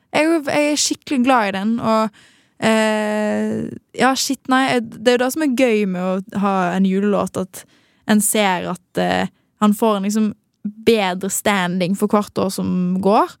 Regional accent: Western Norway, Norway; Som en ekte vestlending

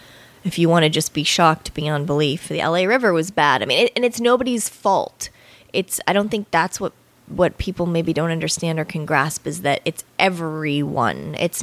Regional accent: Bali, Indonesia; I grew up in Bali, yeah, a lot.

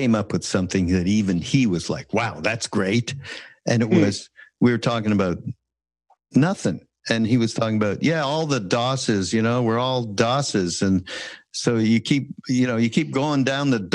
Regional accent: Montreal, Quebec, Canada; I'm from Quebec, right? From Montreal.

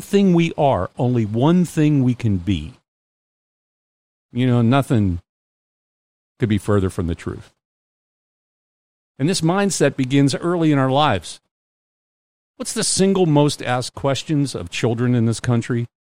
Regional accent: United States; also born or lived in New England / California; now in Mississippi, United States; I grew up in Pennsylvania and New England

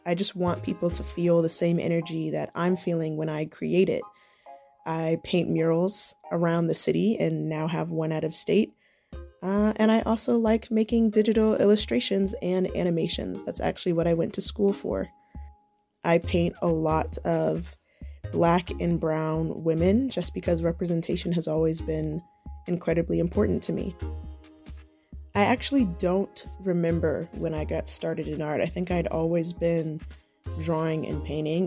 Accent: Atlanta, Georgia, United States; also born or lived in Savannah; I was born in Atlanta, and I've lived here all my life

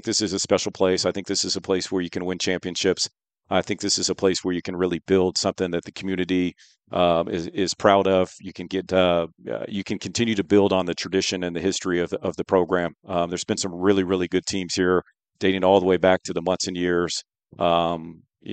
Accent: Sacramento, California, United States; moved away as an adult; also born or lived in Bay Area, California / Davis, California; now in Moscow, Idaho, United States; Entire life in Northern California. Born and raised in Sacramento

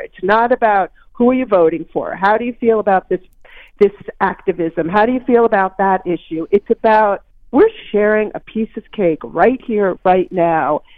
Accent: Maine, United States; a baker in Maine, which is my home state.

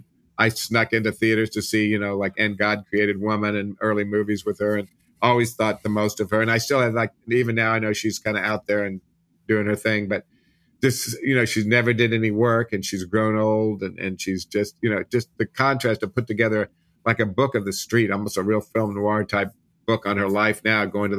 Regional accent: Midwest, United States; And I was pretty self-conscious growing up in the Midwest, so I wasn't exactly the totally out person

